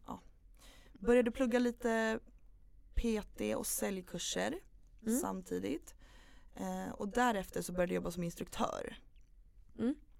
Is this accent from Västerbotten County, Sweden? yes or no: no; Upplands Väsby, Stockholm County, Sweden; also born or lived in Knivsta; Jag föddes i Upplands Väsby. Mm. Bodde där tills jag var nio år ungefär.